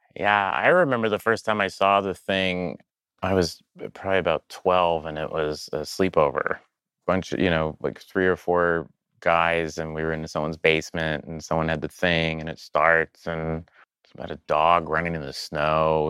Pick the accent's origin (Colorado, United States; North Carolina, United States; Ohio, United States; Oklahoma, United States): Oklahoma, United States; I grew up in Oklahoma around a lot of fundamentalist Christian people